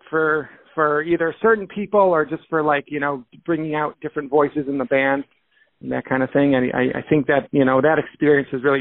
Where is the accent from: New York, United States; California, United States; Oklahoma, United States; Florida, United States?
New York, United States; Rochester; moved away as an adult; now in Boston, United States; I grew up in Rochester. I spent the first 23 years of my life there